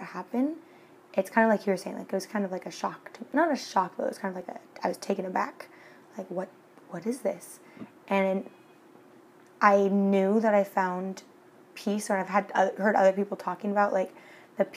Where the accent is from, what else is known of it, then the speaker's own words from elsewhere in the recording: Washington, United States; now in Cancun, Mexico; I'm from Washington State